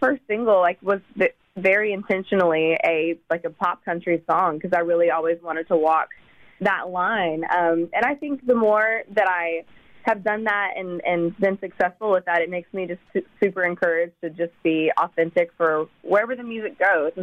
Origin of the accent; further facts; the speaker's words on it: East Tennessee, United States; I grew up in East Tennessee, like on a farm